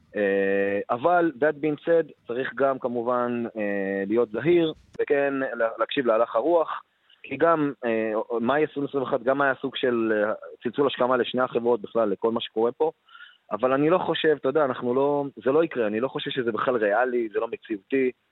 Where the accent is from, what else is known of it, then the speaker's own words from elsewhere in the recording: Ramla, Central District, Israel; מרמלה, מאיפה שאני בא